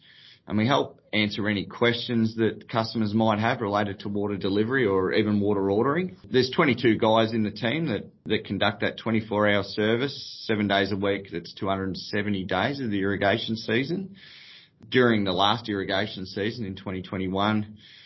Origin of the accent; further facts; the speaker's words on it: Kyabram, Victoria, Australia; I was born and bred in Kyabram, which is obviously a local rural area, surrounded by our irrigation network.